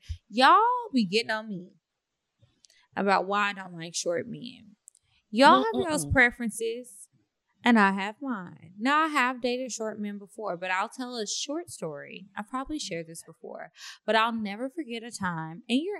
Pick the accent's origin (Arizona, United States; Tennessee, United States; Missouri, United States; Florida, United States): Missouri, United States; Kansas City; I'm originally from Kansas City, Missouri. So when the pandemic happened and school shut down, I moved back home.